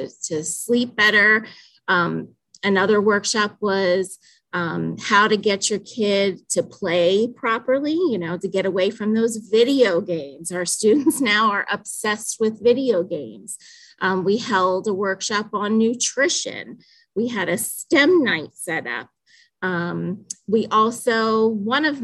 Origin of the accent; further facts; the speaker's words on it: Danville, Pennsylvania, United States; I am from Danville, Pennsylvania